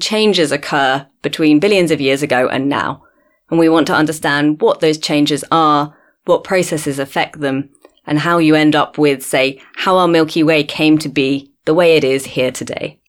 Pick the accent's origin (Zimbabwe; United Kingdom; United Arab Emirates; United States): United Kingdom; London; moved away as an adult; also born or lived in Cambridge, United Kingdom; now in Cape Town, South Africa; I grew up in London originally, but I've been here in South Africa in Cape Town for nearly five years now.